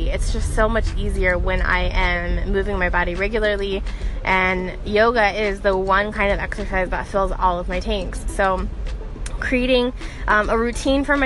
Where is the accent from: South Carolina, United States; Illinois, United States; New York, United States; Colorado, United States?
Colorado, United States; Denver; now in Phoenix, United States; I currently am calling Phoenix home. I'm originally from Denver